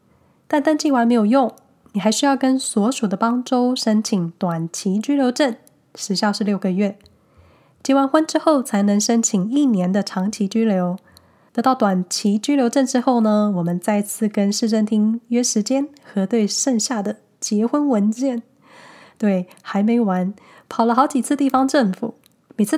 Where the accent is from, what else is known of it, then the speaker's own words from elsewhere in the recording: Hsinchu, Taiwan; now in Switzerland; 毕竟在台湾的时候呢，我从新竹搬到台北，户籍一样还是在新竹